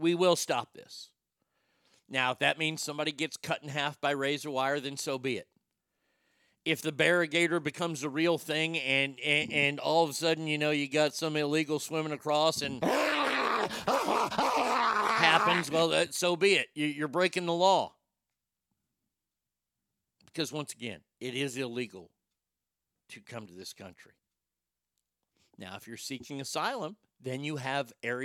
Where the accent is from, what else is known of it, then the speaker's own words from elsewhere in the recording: Texas, United States; I grew up in Texas